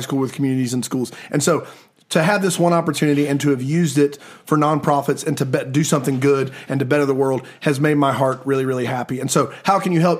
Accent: Columbia, South Carolina, United States; I grew up in Columbia, South Carolina

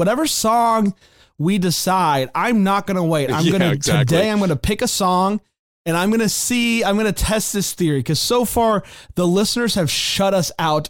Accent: Florida, United States; I grew up in Florida

